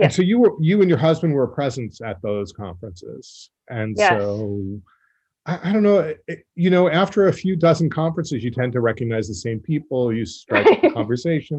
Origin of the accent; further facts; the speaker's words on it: Long Island, New York, United States; moved away; my folks are from the Bronx, and I grew up on Long Island